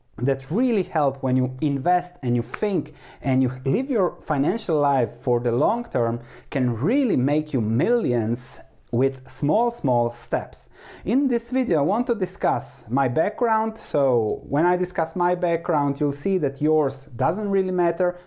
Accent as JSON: {"language": "English", "country": "Croatia", "tie": "born or raised there", "also_born_or_lived": "Netherlands", "moved": "yes", "said": "I was born in Croatia on the coast."}